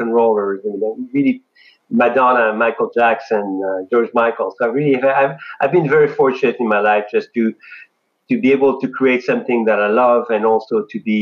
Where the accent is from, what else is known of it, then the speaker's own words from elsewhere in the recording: France; moved away; I'm an immigrant from France